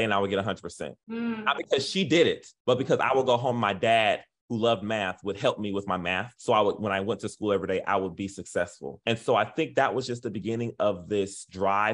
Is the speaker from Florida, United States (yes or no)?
yes; Miami, Florida, United States; moved away as an adult; also born or lived in Charlotte, North Carolina; now in Memphis, United States; I'm originally from Miami-Dade, Florida.